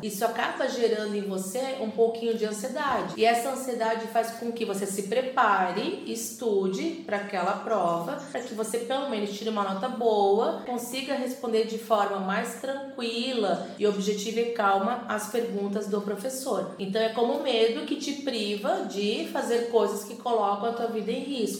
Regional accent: Balneário Camboriú, Santa Catarina, Brazil; Sou de Balneário Camboriú, Santa Catarina

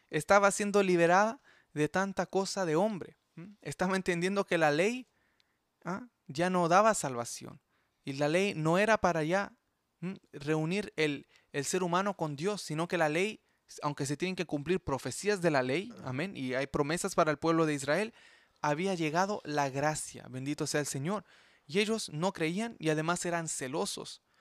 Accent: Chile; now in Canada; En eh, Chile, yo sé, en mi, en, mi tierra pasó eso

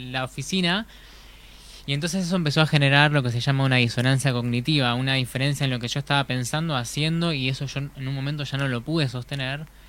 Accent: La Plata, Buenos Aires Province, Argentina; now in Gualeguaychú, Argentina; soy nacido en La Plata

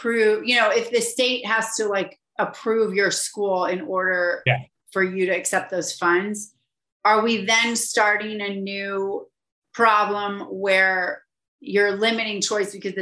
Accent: St. Louis, Missouri, United States; moved away; I'm originally from St. Louis, Missouri

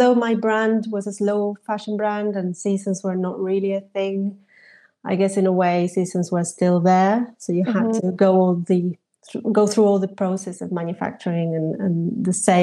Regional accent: Argentina; moved away as an adult; also born or lived in Paris, France; now in London, United Kingdom; I was born in Argentina, where I studied fashion design

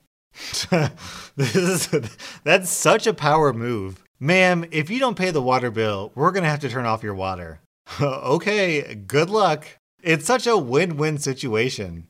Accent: United States; As an American

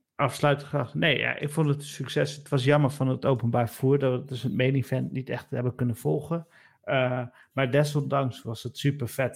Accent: Nijmegen, Gelderland, Netherlands; wij komen zelf allebei uit Nijmegen.

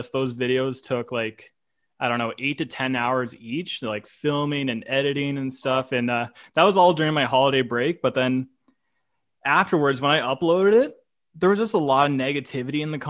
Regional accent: Canada

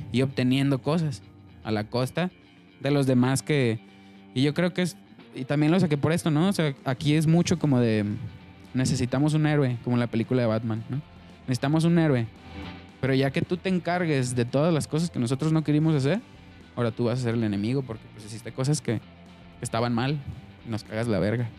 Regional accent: Mexico; cómo somos como mexicanos

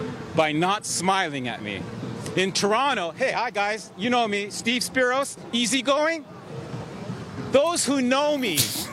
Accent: Yorkshire and the Humber, United Kingdom; I'm from Humberside. I'm sorry if I made a fool of Humberside

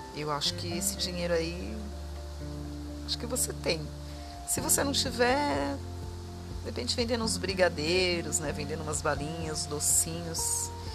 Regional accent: Diadema, São Paulo, Brazil; eu sou de São Paulo, nasci em Diadema, né? Região do ABC paulista.

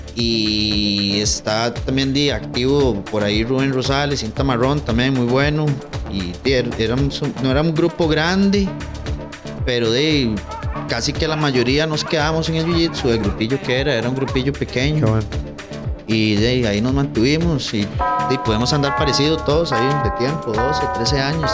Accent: Tibás, San José, Costa Rica; also born or lived in San Pedro; la escuela en Tibaz, mae y la José Rafael Araya Rojas

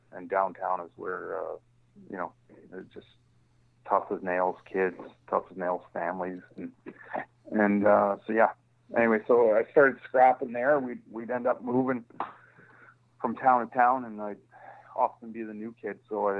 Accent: Hamilton, Ontario, Canada; also born or lived in Ottawa; I was born in Ottawa, but then my parents moved to Hamilton, Ontario, which is a steel town. It's kind of like your Pittsburgh. So it's a steel town of Canada. And consequently a pretty tough town, like real blue collar town.

